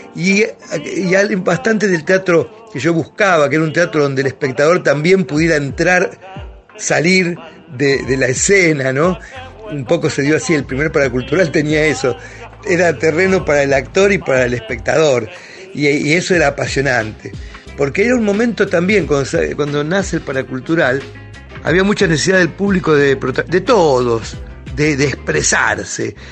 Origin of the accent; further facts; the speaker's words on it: Temperley, Buenos Aires Province, Argentina; also born or lived in Avellaneda; yo nací en Avellaneda, me crié en Temperley